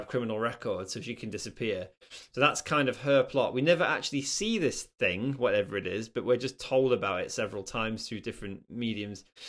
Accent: Nottingham, East Midlands, United Kingdom; I grew up in Nottingham

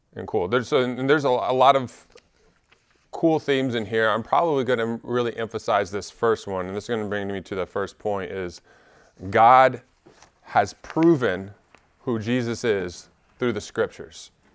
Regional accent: Alabama, United States; also born or lived in Washington State; we moved to Alabama from Washington State when I was nine

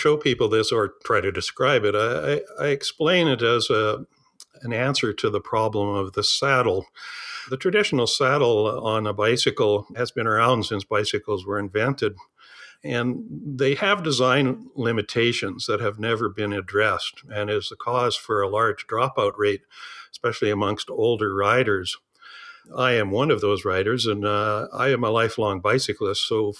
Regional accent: Saskatchewan, Canada; I grew up in southern Saskatchewan. I'm actually a farm boy by birth. Went to the University of Saskatchewan in Saskatoon

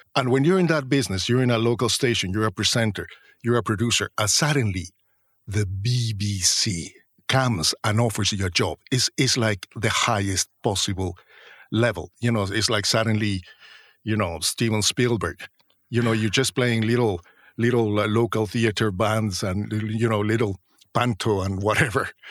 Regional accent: Mexico; moved away as an adult; also born or lived in Mexico City, Mexico; now in London, United Kingdom; I was the guy from Mexico

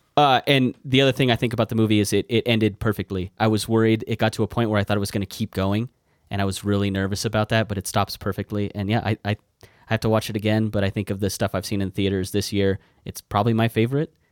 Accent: United States; I'm American

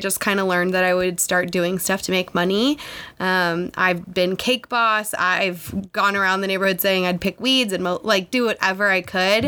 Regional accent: Los Angeles, California, United States; moved away as an adult; I'm from Los Angeles. I grew up there

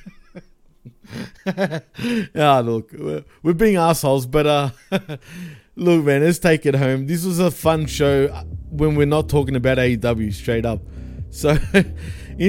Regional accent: Australia; accent: Aussie; I don't even have an exaggerated Aussie accent

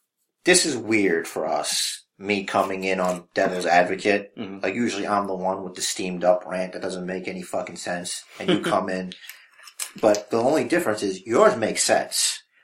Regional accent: New York City, New York, United States; That's the one thing about being a New Yorker.

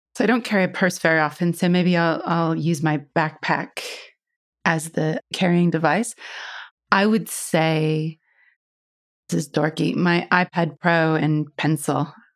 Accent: Iowa, United States; moved away; I grew up in Iowa, back in the States, right in the middle.

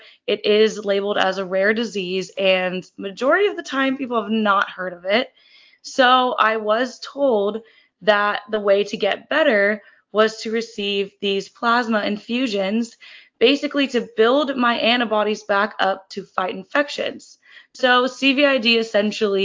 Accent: Kansas City, United States; moved away as an adult; also born or lived in Fort Collins, Colorado; now in San Diego, United States; I'm originally from Kansas City, and then I moved to Fort Collins, Colorado to attend Colorado State University

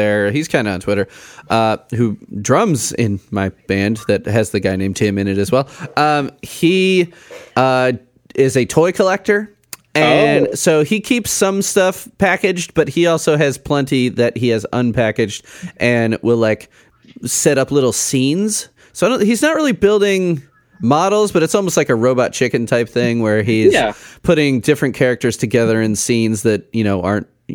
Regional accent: Chicago, Illinois, United States; we grew up in Chicago

